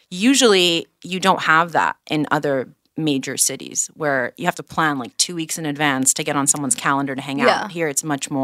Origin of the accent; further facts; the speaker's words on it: Singapore; now in Israel; I was born here, and when I was 5, my family moved to Singapore.